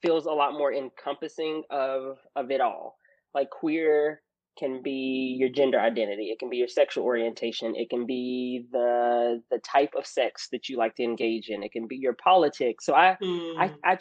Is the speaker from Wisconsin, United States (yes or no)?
no; Arkansas, United States; accent: country; as a Black kid growing up in Arkansas